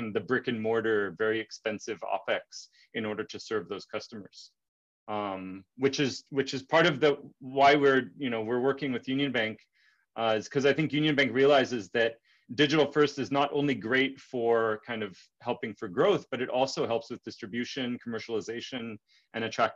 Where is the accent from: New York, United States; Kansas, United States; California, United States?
California, United States; moved away; also born or lived in Dominican Republic; as an American growing up in California